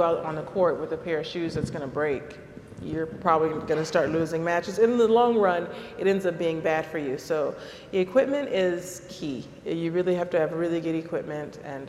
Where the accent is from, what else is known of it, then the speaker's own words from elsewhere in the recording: Compton, California, United States; I'm from Compton, California, and we couldn't really afford to buy Gatorade.